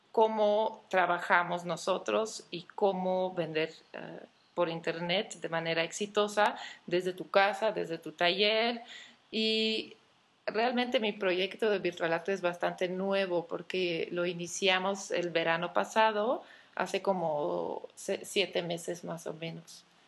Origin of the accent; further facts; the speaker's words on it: Belgium; moved away as an adult; also born or lived in Antwerp / Barcelona; now in Mexico; nací en Bélgica, pero llevo casi 10 años viviendo en México.